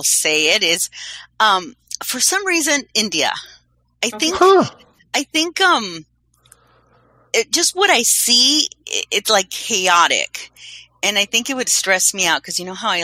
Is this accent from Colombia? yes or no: yes; Colombia; I'm from Colombia